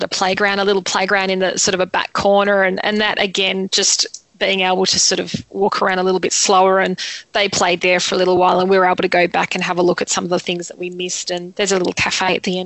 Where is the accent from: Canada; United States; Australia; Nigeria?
Australia; we're from Australia